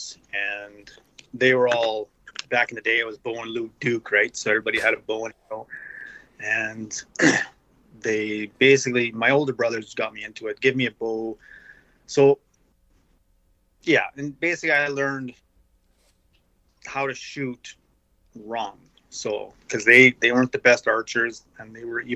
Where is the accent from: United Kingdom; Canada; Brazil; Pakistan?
Canada; Regina, Saskatchewan; I'm from Regina, Saskatchewan, up in Canada.